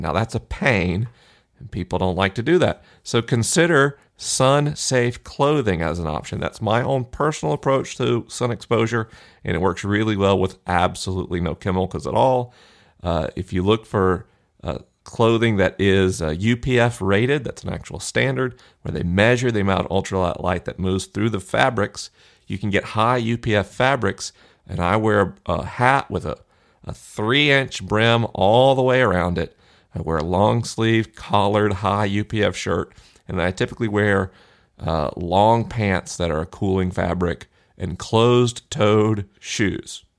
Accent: Florida, United States; Florida, my home state

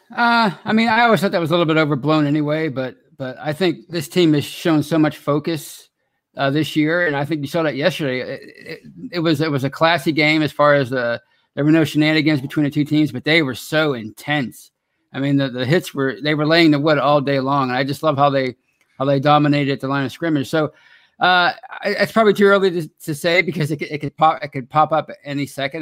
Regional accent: Pittsburgh, Pennsylvania, United States; accent: Yinzer; I'm from Pittsburgh

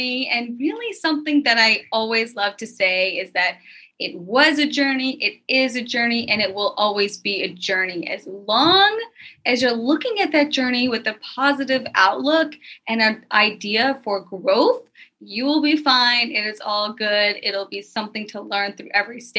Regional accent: Memphis, Tennessee, United States; I was born and raised in Memphis, Tennessee

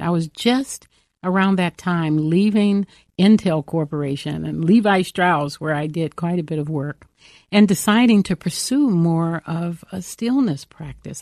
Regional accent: Los Angeles, California, United States; I grew up in South Central Los Angeles in the heat of the civil rights mo-, movement

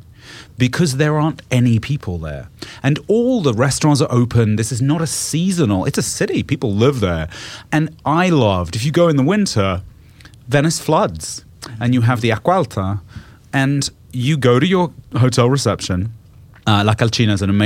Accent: United Kingdom; moved away; growing up in Britain, which is not snowy or as cold as Canada

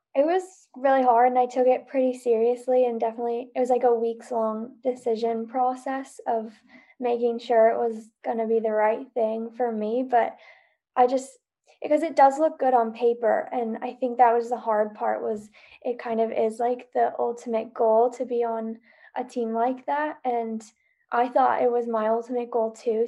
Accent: Salt Lake City, Utah, United States; moved away as an adult; now in Bozeman, United States; I live in Bozeman, Montana currently, but I'm originally from Salt Lake

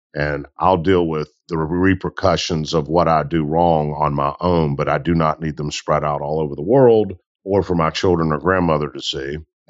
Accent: Mississippi Delta, United States; I am from the Delta South, where cotton is king

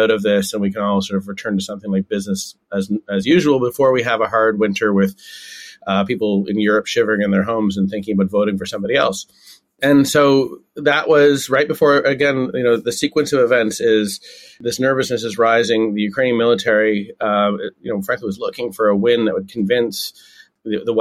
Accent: Canada; moved away; I'm Canadian. I haven't lived there for a while now

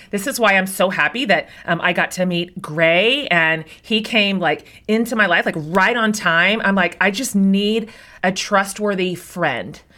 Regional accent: Kansas, United States; I grew up in Kansas

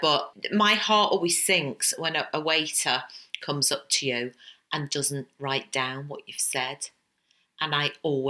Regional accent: England, United Kingdom

